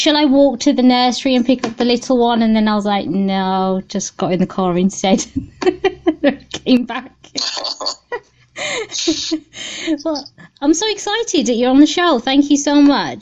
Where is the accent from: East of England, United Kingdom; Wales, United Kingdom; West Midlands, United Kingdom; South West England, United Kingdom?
West Midlands, United Kingdom; Birmingham; accent: Brummie; It's Brummie, so I'm from Birmingham initially.